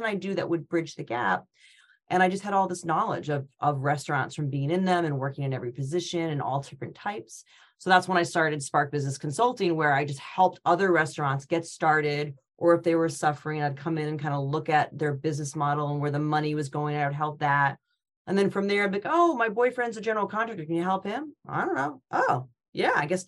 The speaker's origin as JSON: {"language": "English", "region": "Connecticut", "country": "United States", "also_born_or_lived": "Rhode Island / Boston", "moved": "as an adult", "said": "I'm from Connecticut, but I went to school at University of Rhode Island"}